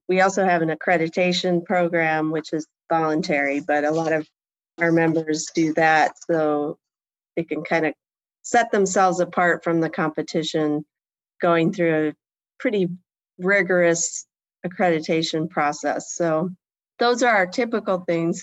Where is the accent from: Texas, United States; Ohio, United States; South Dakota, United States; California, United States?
Ohio, United States; Port Clinton; also born or lived in Kalamazoo, Michigan / New York / Germany; And that's where I really grew up in Port Clinton, Ohio, which is a small town